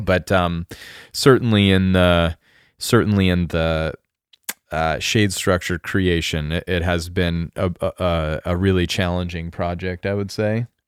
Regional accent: rural Colorado, United States; also born or lived in Japan; now in Oregon, United States; a kid in a small town in r-, rural Colorado, like ranching life Colorado w, where I grew up

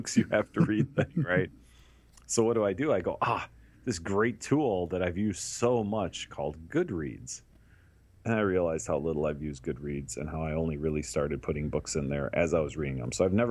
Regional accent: Chicago, Illinois, United States; we're from Chicago

